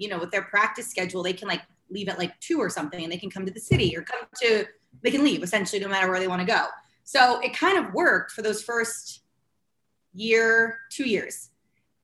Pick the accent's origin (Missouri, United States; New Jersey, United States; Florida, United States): New Jersey, United States; moved away as an adult; now in New York City, United States; I'm born and raised in New Jersey, which is only about 45 minutes